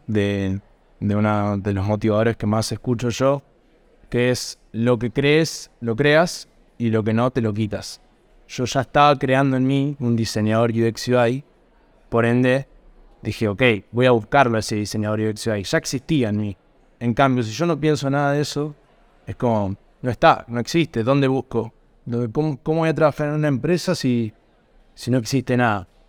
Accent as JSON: {"language": "Spanish", "town": "Norberto de la Riestra", "region": "Buenos Aires Province", "country": "Argentina", "tie": "born or raised there", "moved": "as an adult", "lives_now": "Buenos Aires, Argentina", "said": "Vengo de un pueblo que se llama Norberto de la Riestra, un pueblo de 7.000 habitantes. En el año 2017, que terminé la secundaria, a fines me vine para acá, para Buenos Aires"}